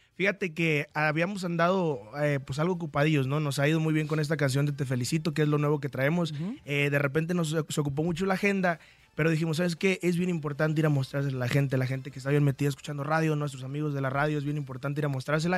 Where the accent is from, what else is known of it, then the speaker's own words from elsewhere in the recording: Apatzingán, Michoacán, Mexico; soy originario de Patzingán, Michoacán